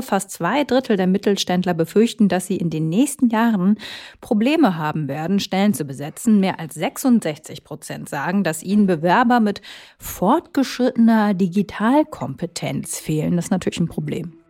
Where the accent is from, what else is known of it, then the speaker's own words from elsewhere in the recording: Minden, North Rhine-Westphalia, Germany; Ich komme nämlich aus OWL und sogar aus minden